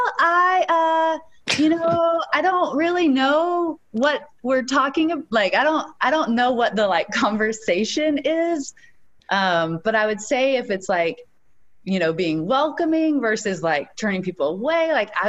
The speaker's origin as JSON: {"language": "English", "region": "East Tennessee", "country": "United States", "tie": "born or raised there", "also_born_or_lived": "Los Angeles", "moved": "as an adult", "said": "I was born and raised in East Tennessee, and my dad was a pastor, and I grew up very much, very Southern"}